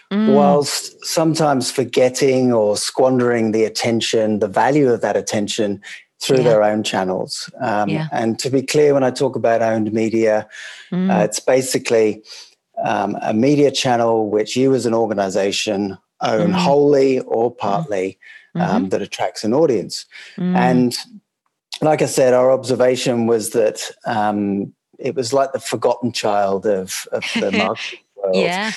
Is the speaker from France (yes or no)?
no; England, United Kingdom; moved away as an adult; now in Sydney, Australia; That's right. Yes, I'm English. Worked in global advertising agencies out of London, always in a kind of pan-European or a global sense, managing global clients. And then moved to Sydney, and we set up camp here